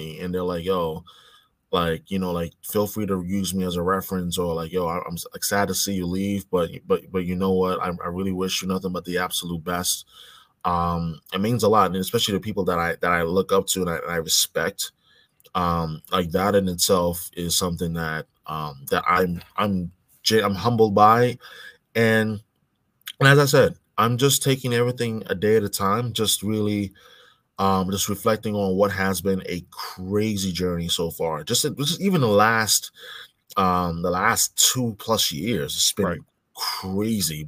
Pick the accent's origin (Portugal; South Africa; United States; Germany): United States; New York City, New York; also born or lived in Boston area, Massachusetts; now in Boston, United States; when I was 7, 8 years old, growing up in New York, growing up in Brooklyn, New York